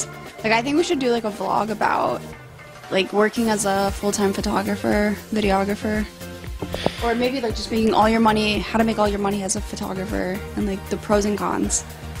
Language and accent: English; New York, United States; And, like, as a New Yorker, I just wanna, like, flick him off and punch him.